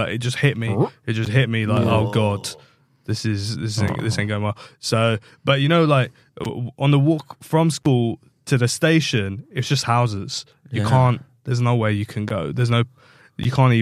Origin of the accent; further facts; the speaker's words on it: London, United Kingdom; I grew up between Wembley and Ealing.